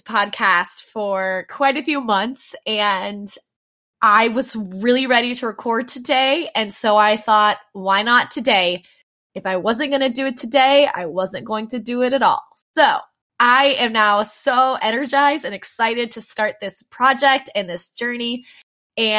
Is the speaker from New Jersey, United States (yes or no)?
no; Dayton, Ohio, United States; moved away as an adult; now in Orlando, United States; I'm originally from Dayton, Ohio, and was brought to Orlando